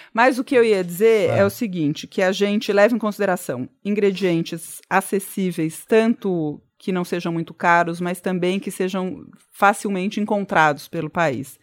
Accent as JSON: {"language": "Portuguese", "region": "São Paulo", "country": "Brazil", "tie": "born or raised there", "said": "sou nascida e criada aqui, nunca comi pizza com ketchup"}